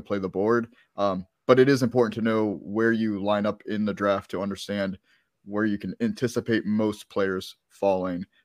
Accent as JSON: {"language": "English", "region": "Maryland", "country": "United States", "moved": "yes", "said": "I'm from Maryland"}